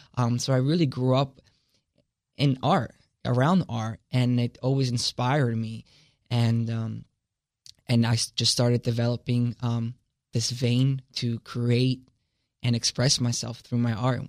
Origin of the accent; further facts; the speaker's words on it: Italy; now in Delaware, United States; I come from Italy and it's a Catholic, uh, based society